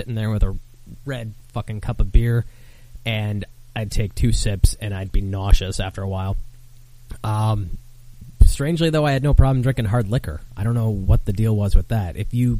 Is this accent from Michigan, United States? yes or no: yes; Michigan, United States; I grew up in Michigan, so once we turned 19, we'd hop the border over into Windsor